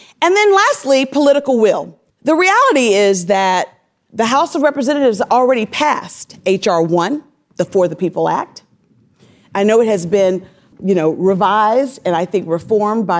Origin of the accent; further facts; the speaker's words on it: Selma, Alabama, United States; I grew up in Selma, Alabama